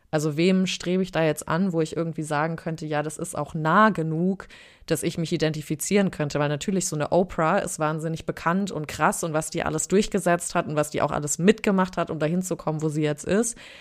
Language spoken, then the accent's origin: German; Frankfurt, Hesse, Germany; ich bin in Frankfurt im Taunus aufgewachsen